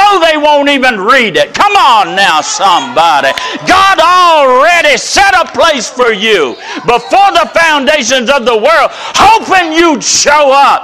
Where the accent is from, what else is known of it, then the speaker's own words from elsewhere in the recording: the South, United States; We're from the South